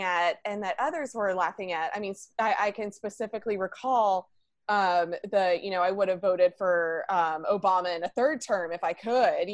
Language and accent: English; Alabama, United States; moved away; also born or lived in Georgia; I'm originally from the South. I grew up in Alabama